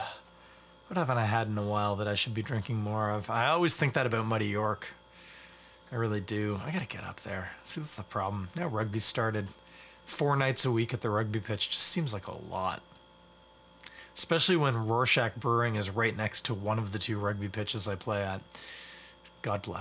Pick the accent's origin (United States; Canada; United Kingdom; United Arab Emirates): Canada; Scarborough, Ontario; I'm from Scarborough, also not Toronto